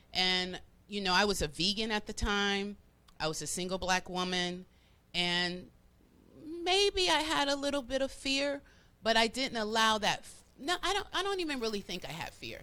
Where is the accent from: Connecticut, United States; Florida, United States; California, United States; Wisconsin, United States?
Florida, United States; moved away as an adult; also born or lived in Cleveland, Ohio; now in Atlanta, United States; I was raised in Florida. Okay. Majority of my life